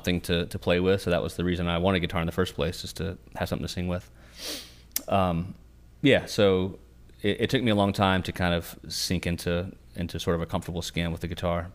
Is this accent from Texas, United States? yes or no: no; Mocksville, North Carolina, United States; We're from born and raised in Davie County, particularly in Mocksville. That's where we live now